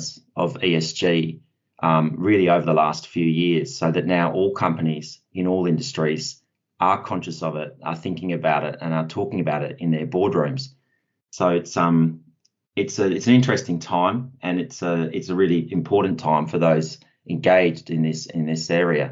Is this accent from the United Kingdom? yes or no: no; Perth, Western Australia, Australia; I'm originally from Perth myself, and where I started my career